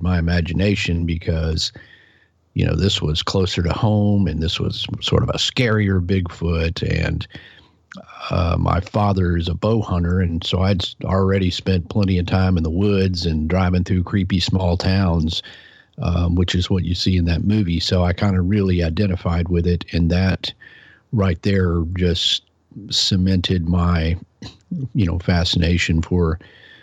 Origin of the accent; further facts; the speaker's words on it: Fort Worth, Texas, United States; I was born and raised around Fort Worth, Texas